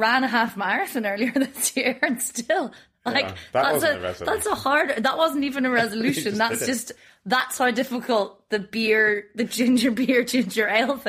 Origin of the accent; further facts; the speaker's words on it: Northern Ireland, United Kingdom; now in Berlin, Germany; I got served in a pub in my hometown in Northern Ireland